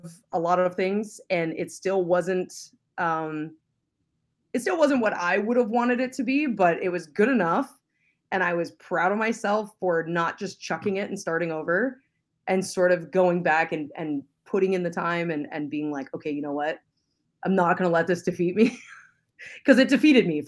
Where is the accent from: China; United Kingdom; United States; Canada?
Canada; London, Ontario; moved away; I actually grew up in London. I'm a Londoner.